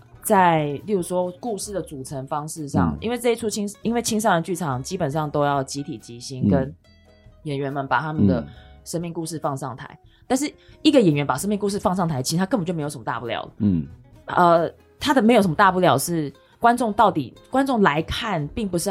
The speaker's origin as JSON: {"language": "Chinese", "town": "Chiayi", "region": "Chiayi City", "country": "Taiwan", "tie": "born or raised there", "said": "我是在嘉义市长大的小孩"}